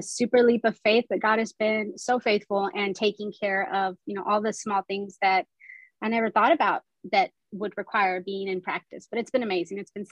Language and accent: English; Houston, Texas, United States; I am a native Houstonian. I grew up in Houston